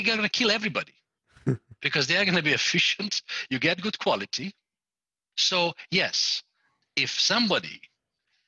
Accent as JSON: {"language": "English", "country": "Romania", "tie": "born or raised there", "said": "I am from Romania too, but I was born as a Hungarian in Romania"}